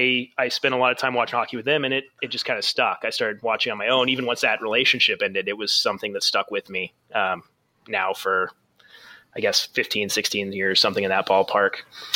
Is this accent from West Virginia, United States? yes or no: no; Phoenix, Arizona, United States; So I grew up in Phoenix, Arizona, which is not exactly, I mean, now it's more of a hockey town, but it certainly wasn't when I was a kid.